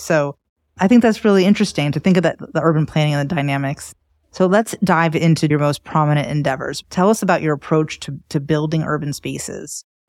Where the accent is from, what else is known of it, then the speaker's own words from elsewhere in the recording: Miami, Florida, United States; also born or lived in New York City / Paris / Barcelona; now in Raleigh, United States; I grew up in Miami where there was a lot of that.